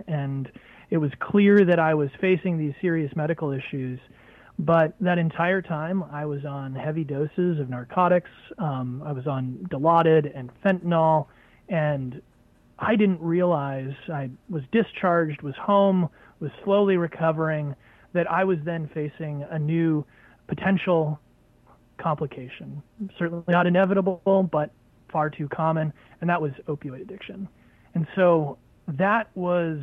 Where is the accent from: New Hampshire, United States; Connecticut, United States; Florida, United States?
New Hampshire, United States; I moved back to my home state of New Hampshire